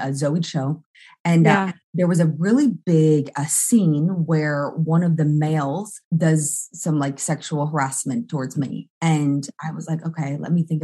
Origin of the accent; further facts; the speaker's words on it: Pensacola, Florida, United States; moved away; I'm originally from Pensacola.